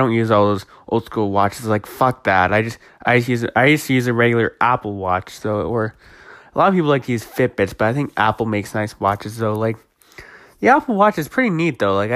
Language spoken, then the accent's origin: English; Toronto, Ontario, Canada; I'm actually from Toronto